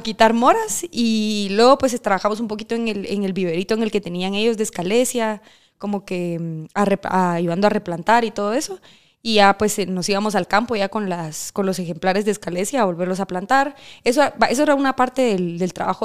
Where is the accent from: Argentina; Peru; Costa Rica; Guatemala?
Guatemala; Cobán, Alta Verapaz; moved away as an adult; now in Guatemala City, Guatemala; yo soy de Cobán